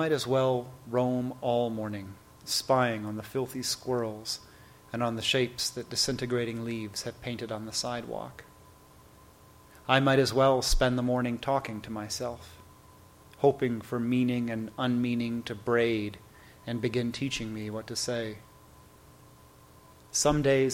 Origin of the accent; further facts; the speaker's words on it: Toronto, Ontario, Canada; moved away as an adult; now in United States; I have grew up in Toronto and have been living in the United States for 14 years now